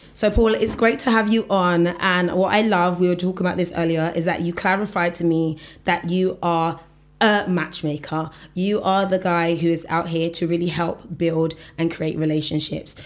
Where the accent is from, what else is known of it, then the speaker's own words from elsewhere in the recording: Nigeria; I'm Nigerian